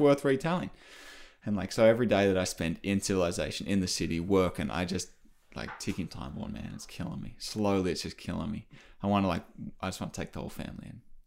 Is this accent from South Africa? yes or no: no; Australia; moved away; I come from Australia